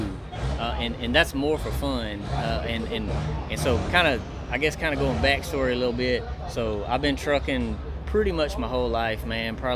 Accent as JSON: {"language": "English", "region": "East Texas", "country": "United States", "said": "We're from East Texas"}